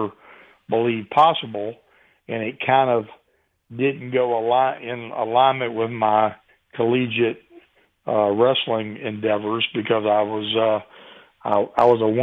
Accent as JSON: {"language": "English", "town": "Chesapeake", "region": "Virginia", "country": "United States", "tie": "born or raised there", "also_born_or_lived": "Pacific Northwest", "moved": "as an adult", "said": "I left Chesapeake in Virginia Beach, where I'd been my entire life, and moved all the way across the United States to start my career on the West Coast."}